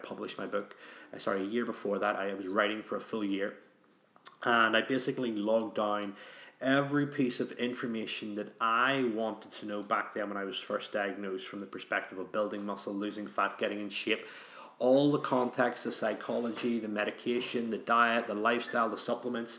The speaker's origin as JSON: {"language": "English", "town": "Belfast", "region": "Northern Ireland", "country": "United Kingdom", "said": "in Northern Ireland, where I'm from Belfast"}